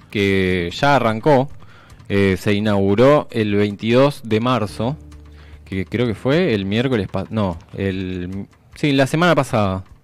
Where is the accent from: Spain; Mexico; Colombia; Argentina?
Argentina; una muestra que contiene una gran parte de la historia que nos pertenece, o sea, que nos identifica como argentinos.